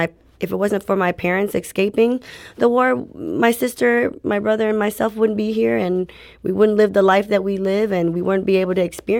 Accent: St. Louis, Missouri, United States; Both, we're all from St. Louis, born and raised. So I had to keep it in my home town.

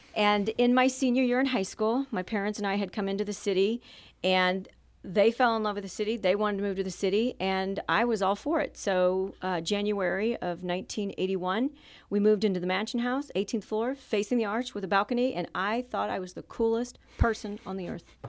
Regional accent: Jefferson City, Missouri, United States; also born or lived in Saint Louis, Missouri; I grew up in Jefferson City, Missouri until I was going into high school

